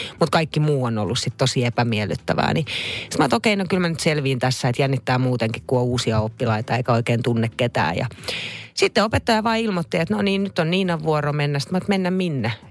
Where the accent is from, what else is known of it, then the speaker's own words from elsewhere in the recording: Naantali, Southwest Finland, Finland; Mä muistan, me muutettiin Naantalista Vantaalle, jossa mä asuin yhden vuoden. Mä kävin vitosluokan siellä, kunnes muutettiin sitten takaisin Naantaliin perheen kanssa.